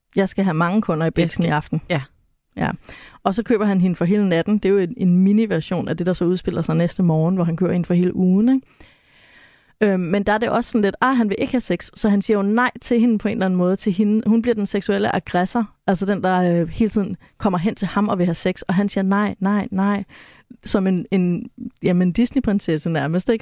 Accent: West Jutland, Central Denmark Region, Denmark; born or raised there

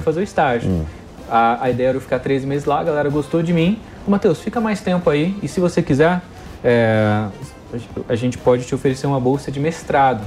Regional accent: Brazil; nós somos brasileiros, a gente está acostumado com essa sobrevivência

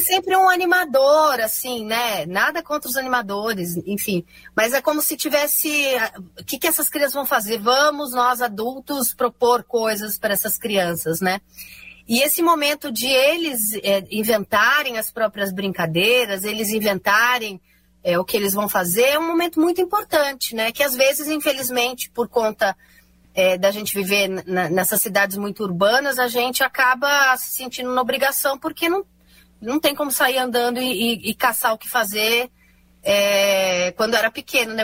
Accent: São Paulo, Brazil; eu sou de São Paulo

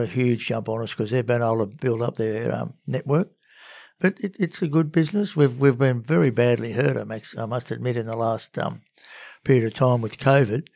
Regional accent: Sydney, New South Wales, Australia; also born or lived in Cowra; I'm a Sydney boy, born and bred, till, uh, when I was about nine.

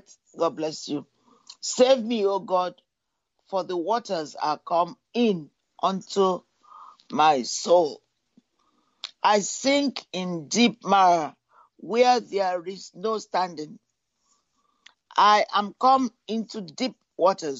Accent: United Kingdom; now in United States; I grew up in Britain

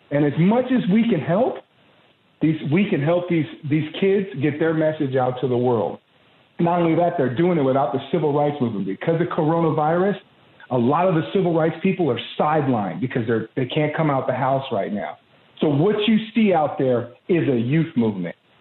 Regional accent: Santa Monica, California, United States; I grew up in Santa Monica, California, right on the cusp of Santa Monica and Venice.

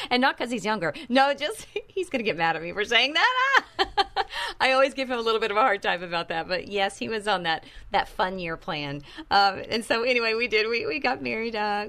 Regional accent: Texas, United States; moved away; I am a Texas girl. I was born and raised in Texas.

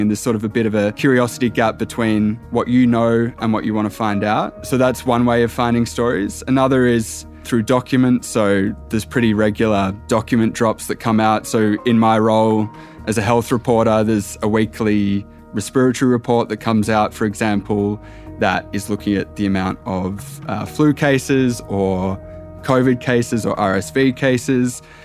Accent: Tasmania, Australia; also born or lived in Echuca, Victoria / Melbourne; now in Sydney, Australia; I, I come from Tasmania. We're at, at A F L state.

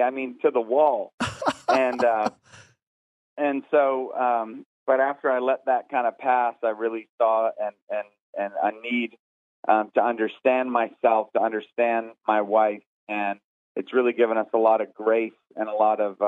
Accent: Northeast, United States; also born or lived in the South; now in Southern United States; I'm from the Northeast

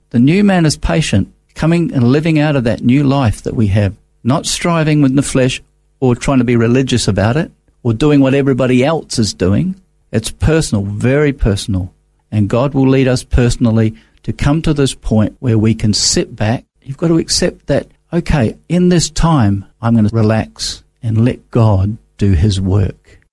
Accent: Christchurch, Canterbury, New Zealand; moved away as an adult; also born or lived in England / Auckland; now in Australia; Came over uh, when I was three, went to New Zealand

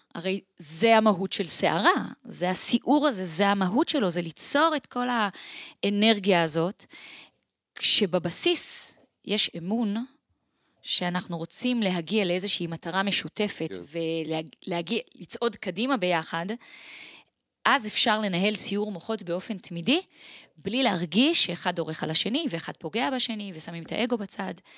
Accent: Israel; also born or lived in Switzerland / Tel Aviv, Israel; אני נולדתי וגדלתי אה, פה בארץ

